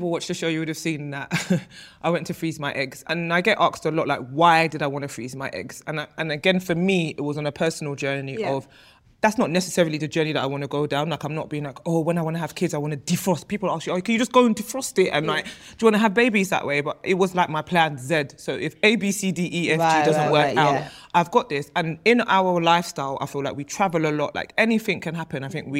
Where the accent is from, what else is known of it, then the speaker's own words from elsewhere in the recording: Nigeria; being Nigerian, I think within our communities, it's not something that we necessarily speak about.